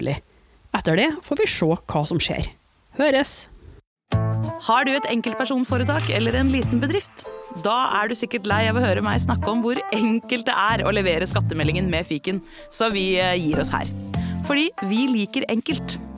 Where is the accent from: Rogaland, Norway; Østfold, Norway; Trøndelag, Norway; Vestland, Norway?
Trøndelag, Norway; Trondheim